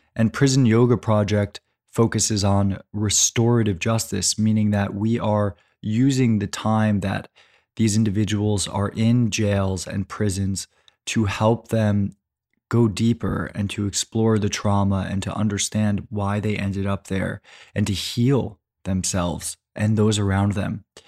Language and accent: English; California, United States; my home state of California